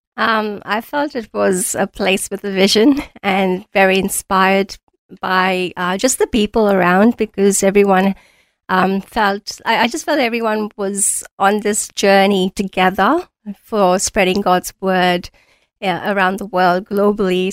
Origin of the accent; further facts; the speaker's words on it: India; moved away as an adult; also born or lived in New Zealand / Auckland, New Zealand / Mount Isa, Australia; now in Australia; I was born in India, I studied there, and I was doing BCom honors as my first degree